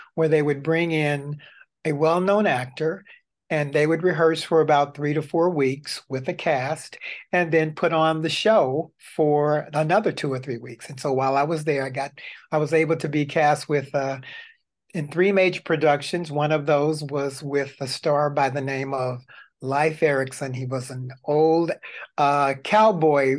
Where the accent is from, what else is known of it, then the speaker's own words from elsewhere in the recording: Tennessee, United States; moved away; I'm originally from Tennessee.